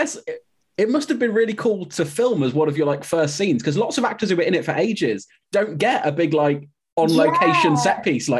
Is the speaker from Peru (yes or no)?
no; Midlands, United Kingdom; I'm from the Midlands and I don't know much about northern geography.